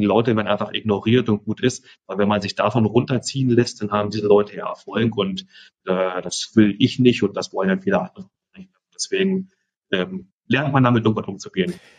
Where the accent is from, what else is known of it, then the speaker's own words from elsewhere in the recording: Germany; moved away as an adult; now in Costa Rica; ich bin in Deutschland aufgewachsen, meine Familie ist noch